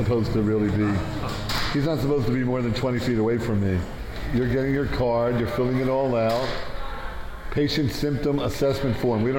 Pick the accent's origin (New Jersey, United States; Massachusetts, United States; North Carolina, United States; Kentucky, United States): New Jersey, United States; Born and bred in Jersey.